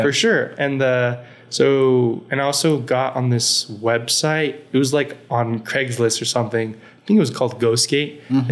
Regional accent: El Paso, Texas, United States; moved away; also born or lived in Dallas / California; growing up in El Paso

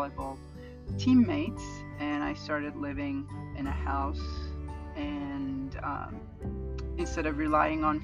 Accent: Turkey; moved away as an adult; now in Florida, United States; I came to Florida from Turkey

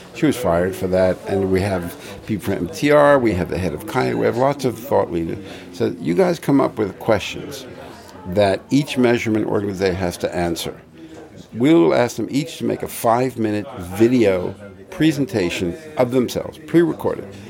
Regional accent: New York City, New York, United States; I come from Brooklyn

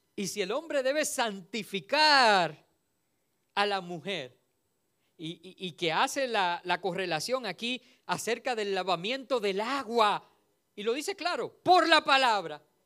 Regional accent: Dominican Republic; Nosotros somos un país caribeño

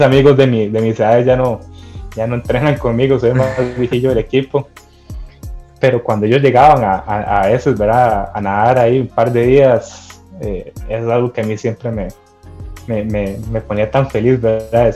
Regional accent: Costa Rica; soy un costarricense más

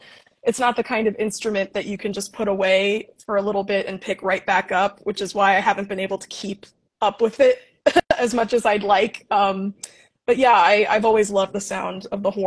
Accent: Leonia, New Jersey, United States; I grew up in Leonia, New Jersey, which is literally 5 minutes away from Manhattan across the George Washington Bridge

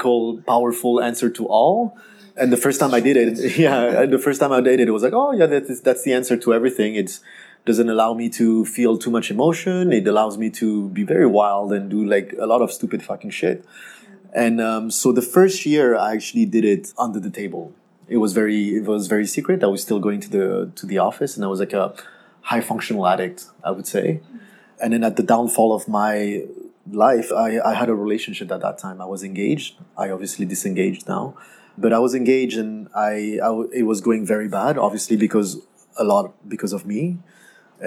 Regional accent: France; English is a second language; moved away as an adult; also born or lived in Canada; now in Ho Chi Minh City, Vietnam; I was born and raised in France from Vietnamese parents, and then I moved to Canada when I was 19 years old to study English

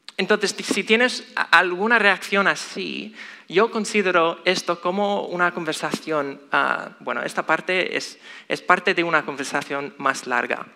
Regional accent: Chicago, Illinois, United States; moved away; soy de Estados Unidos, específicamente Chicago

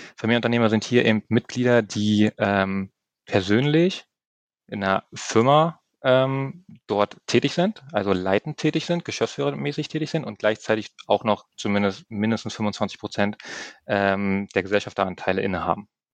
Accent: near Eberswalde, Brandenburg, Germany; moved away as an adult; also born or lived in Berlin (Reinickendorf); now in Berlin, Germany; Meine Mutter ist der Liebe gefolgt nach Brandenburg, ein bisschen mehr ins ländliche ähm, Idyll, raus in die Nähe von Emerswalde. Ähm, bin dort aufgewachsen dann, habe dann dort meine Jugendjahre verbracht, mein Abitur gemacht

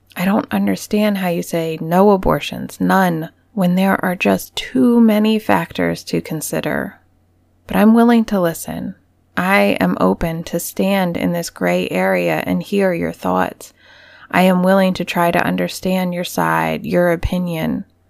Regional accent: United States; growing up in America

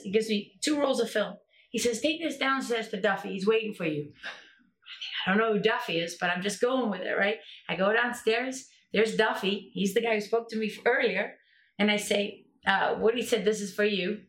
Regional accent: South Africa; I grew up in South Africa under apartheid

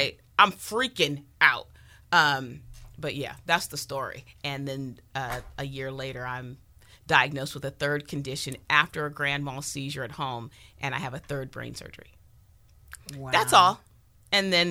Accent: San Francisco, California, United States; also born or lived in Sacramento, California; now in Southern California, United States; I'm originally a Bay Area girl, born in San Francisco, Vallejo

